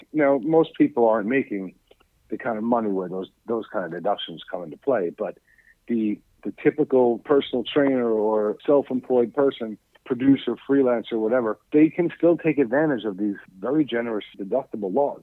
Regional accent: New York City, New York, United States; I grew up in Staten Island, New York

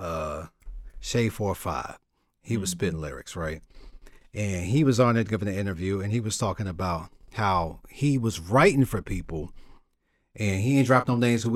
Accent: New York, United States; moved away; also born or lived in Virginia / Florida; I'm mainly from New York, but I've been in hoods in Virginia, New York, and in Florida

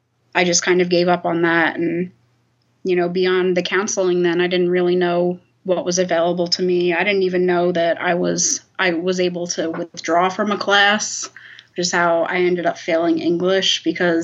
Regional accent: New Jersey, United States; I grew up in South Jersey

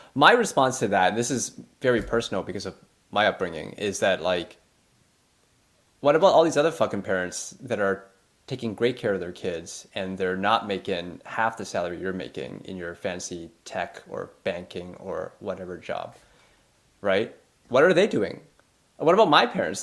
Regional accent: Canada; being Canadian

